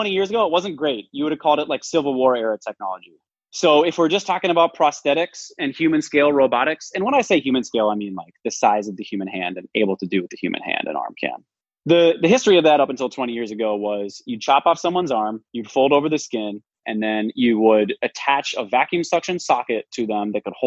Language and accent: English; Midwest, United States; I'm from the Midwest